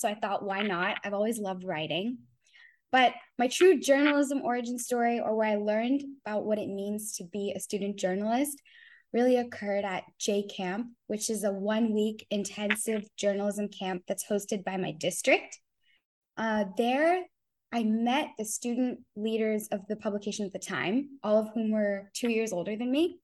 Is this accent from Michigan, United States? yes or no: no; California, United States; I was born in California